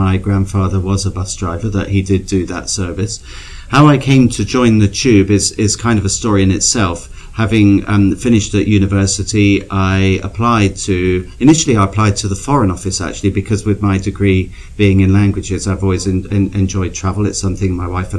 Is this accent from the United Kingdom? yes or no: yes; Plymouth, South West England, United Kingdom; now in Toronto, Canada; I grew up in Plymouth in Devon, which is a Navy city.